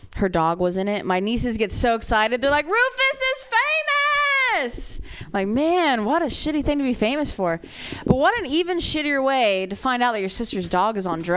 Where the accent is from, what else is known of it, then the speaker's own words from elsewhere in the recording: Ohio, United States; I'm from Ohio. The opiate crisis there is so bad, man.